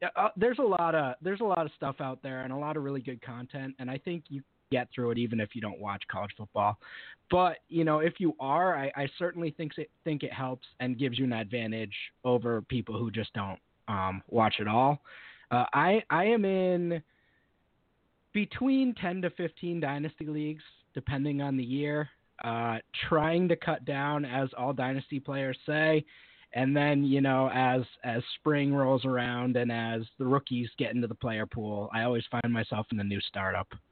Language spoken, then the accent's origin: English; Amherst, Massachusetts, United States; I'm from Western Massachusetts. I've grown up here and pretty much lived here my whole life. Uh, right, right around Amherst, UMass